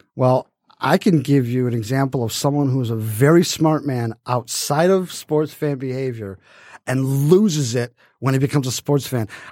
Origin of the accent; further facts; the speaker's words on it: Detroit, Michigan, United States; I was from Detroit